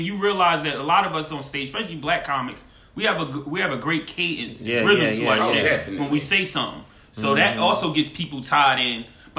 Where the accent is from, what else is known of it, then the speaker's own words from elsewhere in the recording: Northeast, United States; I'm from the East Coast. I'm from North, whatever. So that Northeast